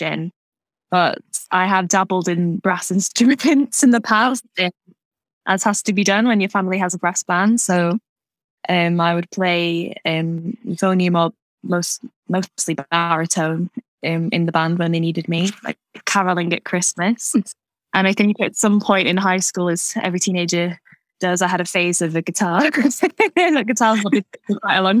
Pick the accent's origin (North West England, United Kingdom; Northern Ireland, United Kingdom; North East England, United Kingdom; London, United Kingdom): North West England, United Kingdom; Wigan; now in Manchester, United Kingdom; I grew up in a musical family in Wigan